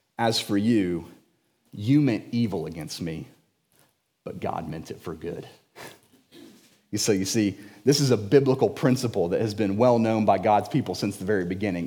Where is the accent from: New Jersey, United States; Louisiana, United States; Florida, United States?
Florida, United States; Jacksonville; I was born and raised in Jacksonville.